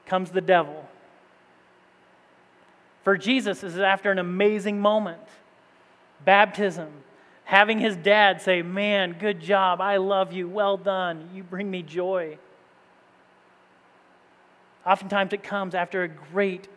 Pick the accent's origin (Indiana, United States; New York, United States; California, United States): Indiana, United States; moved away as an adult; also born or lived in East Tennessee; growing up in Indiana